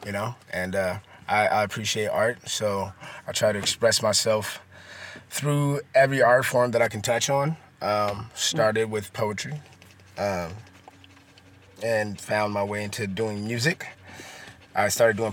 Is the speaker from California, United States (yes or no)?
yes; Oakland, California, United States; I grew up in East Oakland